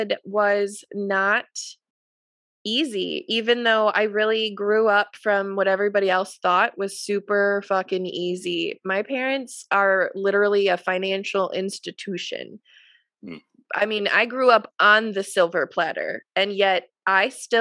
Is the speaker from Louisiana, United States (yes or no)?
no; Wisconsin, United States; I'm from Wisconsin, and we are the drinking capital of this country